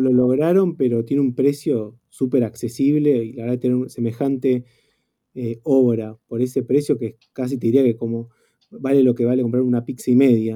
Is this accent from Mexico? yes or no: no; Argentina; todos los que somos fotógrafos argentinos